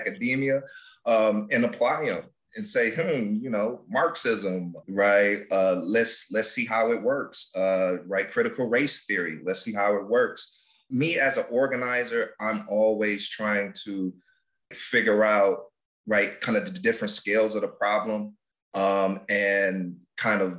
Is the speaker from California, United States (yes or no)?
no; Detroit, Michigan, United States; Born and raised in Detroit. I grew up on the West Side